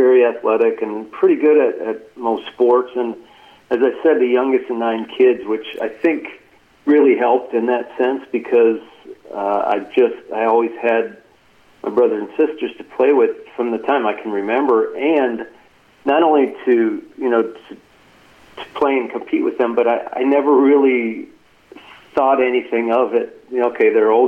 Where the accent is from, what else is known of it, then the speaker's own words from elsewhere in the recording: Wisconsin, United States; we're from Wisconsin